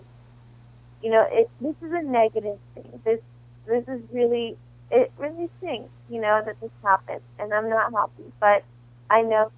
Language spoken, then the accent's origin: English; North Carolina, United States; moved away as an adult; now in Los Angeles, United States; I'm from North Carolina.